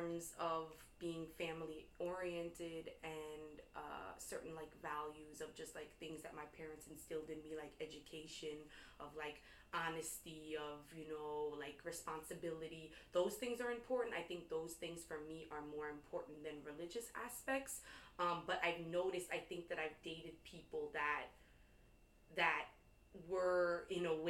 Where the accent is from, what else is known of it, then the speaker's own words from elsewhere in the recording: New York, United States; growing up in New York